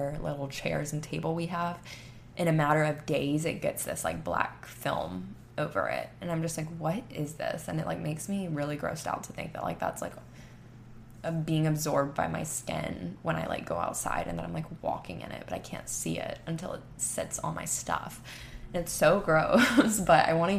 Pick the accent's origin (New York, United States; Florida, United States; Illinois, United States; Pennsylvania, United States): Florida, United States; Panama City Beach; now in Texas, United States; I'm from Panama City Beach, Florida